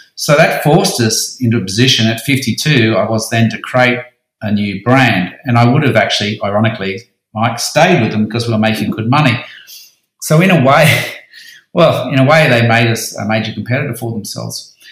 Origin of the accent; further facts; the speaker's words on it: Sydney, New South Wales, Australia; also born or lived in Central Coast; I moved back to Sydney from the Central Coast